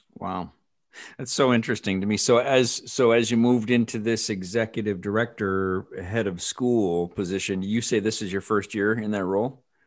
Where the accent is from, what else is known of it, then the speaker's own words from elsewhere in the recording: Illinois, United States; I'm from Illinois